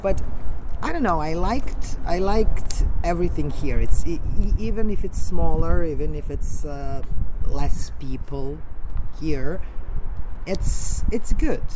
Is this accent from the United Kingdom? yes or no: no; Belgrade, Serbia; from Belgrade